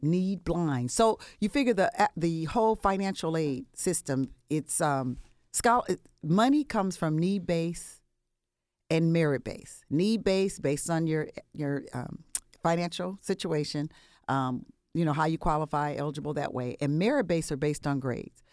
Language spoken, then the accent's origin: English; Compton, California, United States; I'm from the West Coast, born and raised Compton, California